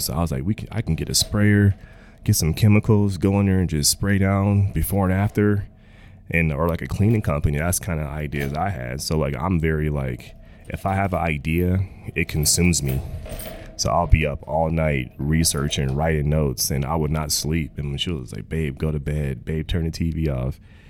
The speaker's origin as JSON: {"language": "English", "town": "Clarksville", "region": "Texas", "country": "United States", "tie": "born or raised there", "said": "Honestly, man, I was young, but I was old enough to see like my family, how we didn't have a lot, you know. And going to town was like a vacation."}